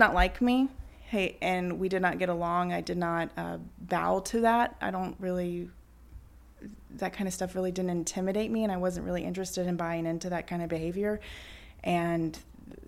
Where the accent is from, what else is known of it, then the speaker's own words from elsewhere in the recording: Baton Rouge, Louisiana, United States; moved away as an adult; now in New Orleans, United States; I grew up in Mid-City in Baton Rouge